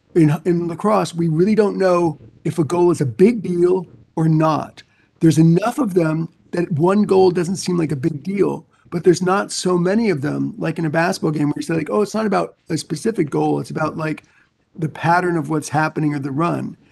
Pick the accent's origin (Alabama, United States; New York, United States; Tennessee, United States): New York, United States; moved away as an adult; I grew up in New York